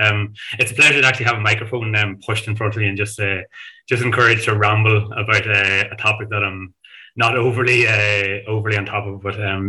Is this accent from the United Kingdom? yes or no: no; Ireland